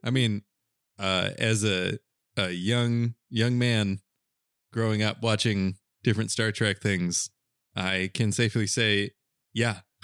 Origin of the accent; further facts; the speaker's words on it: Southern US, Southern United States, United States; accent: Southern; Southerners don't really do a very good job of differentiating between I and E, which is why we say pen, pen